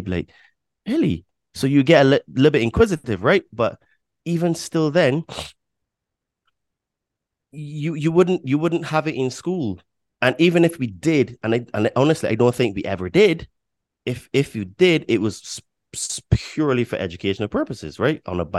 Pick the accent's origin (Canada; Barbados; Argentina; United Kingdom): Barbados; born there; I'm 41, right? So, and I was born in Barbados.